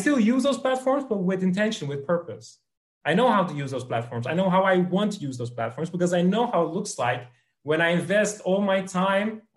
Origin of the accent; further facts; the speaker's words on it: Netherlands; I'm from the Netherlands